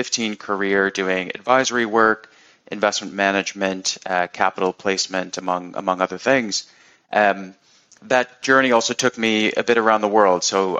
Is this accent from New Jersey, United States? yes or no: no; Connecticut, United States; moved away as an adult; also born or lived in Chicago / Singapore / London; now in New York, United States; I grew up in Connecticut, went to school in Chicago